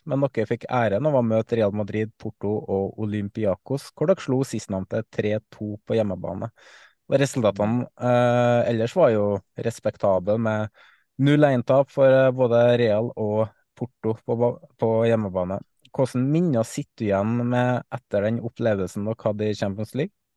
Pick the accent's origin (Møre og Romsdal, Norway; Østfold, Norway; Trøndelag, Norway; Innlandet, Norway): Trøndelag, Norway; som trønder